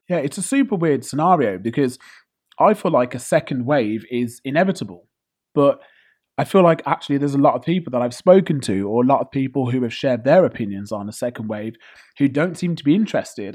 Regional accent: United Kingdom; I'm British born and bred

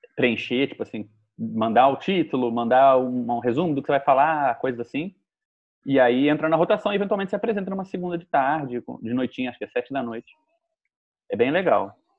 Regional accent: Rio de Janeiro, Brazil; eu sou do Rio de Janeiro

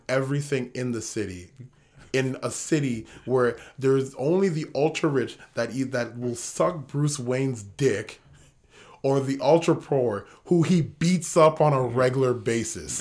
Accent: Ghana; See, that's the beauty of being Ghanaian

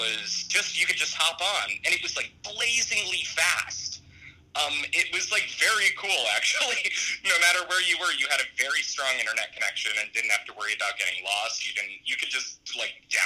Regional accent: Pennsylvania, United States; now in California, United States; I did a lot of my growing up in Pennsylvania

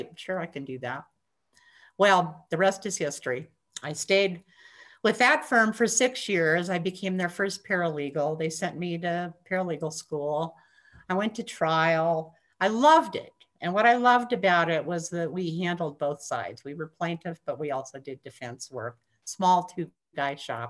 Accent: Montana, United States; moved away as an adult; also born or lived in Minnesota; growing up in Montana

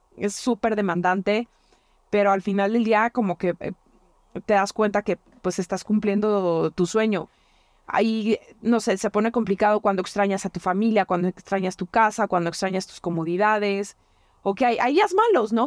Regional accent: La Piedad, Michoacán, Mexico; moved away; mi tierra, a la piedad

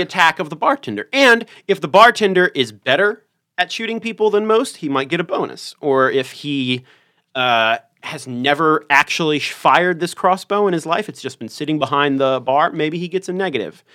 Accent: Richmond, Virginia, United States; I'm from Richmond, Virginia

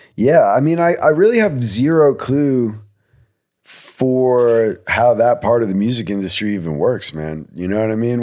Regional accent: New Jersey, United States; I'm from New Jersey

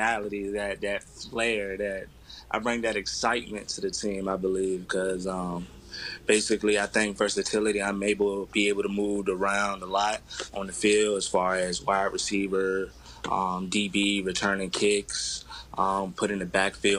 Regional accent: Portsmouth, Virginia, United States; moved away as an adult; also born or lived in Iowa; I'm from Portsmouth, Virginia, a town in Virginia, of course

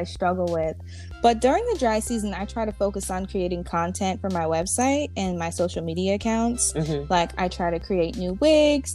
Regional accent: New Haven, Connecticut, United States; I'm from New Haven, Connecticut

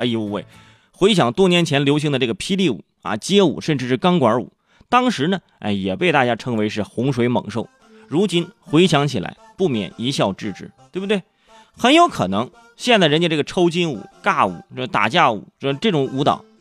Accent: Cangzhou, Hebei, China; 我是生在河北沧州，呃，我们那儿呢是个武术之乡

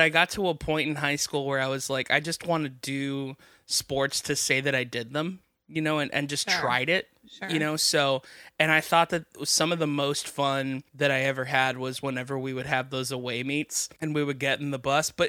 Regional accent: Miami, Florida, United States; I grew up in Miami

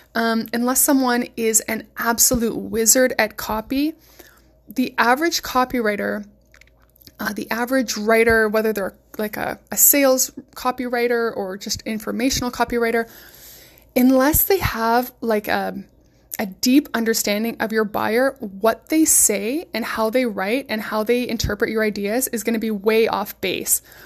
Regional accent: West Coast, United States; I'm from the West Coast

